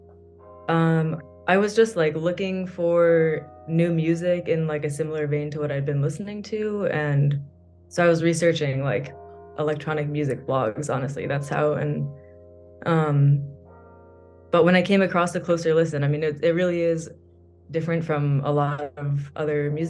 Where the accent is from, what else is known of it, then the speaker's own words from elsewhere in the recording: New York, United States; moved away as an adult; now in Spain; I'm currently living in Spain. I teach English as a second language. I'm from New York, actually